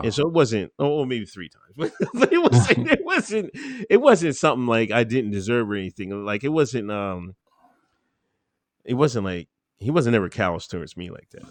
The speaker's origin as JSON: {"language": "English", "town": "Exton", "region": "Pennsylvania", "country": "United States", "tie": "born or raised there", "also_born_or_lived": "West Chester, Pennsylvania", "said": "I grew up in Pennsylvania. Um, majority of the time, little small town, Exton, Pennsylvania."}